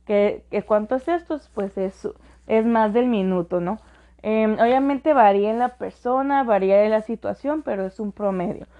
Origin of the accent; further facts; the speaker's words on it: Mexicali, Baja California, Mexico; aquí en nuestra bella ciudad de Mexicali, donde de donde soy